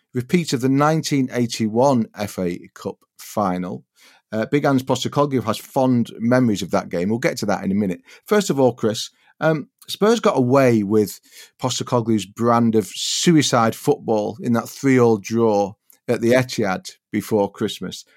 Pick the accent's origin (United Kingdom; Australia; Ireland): United Kingdom; Wigan, North West England; I was brought up in Wigan